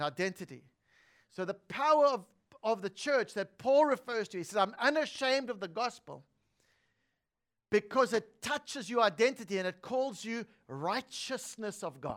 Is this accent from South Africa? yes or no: yes; South Africa; I was born in South Africa